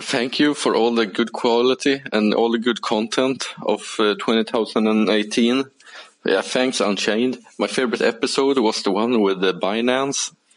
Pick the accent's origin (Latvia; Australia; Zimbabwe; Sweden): Sweden; moved away; I'm from Sweden, but I'm currently in a snowy and pretty cold Bucharest, Romania